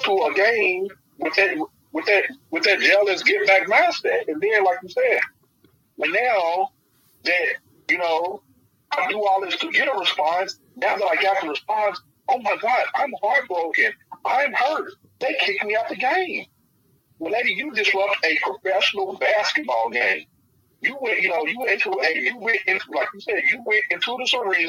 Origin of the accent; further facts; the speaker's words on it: Louisville, Kentucky, United States; I'm born and raised in Louisville, lived in Louisville all my life.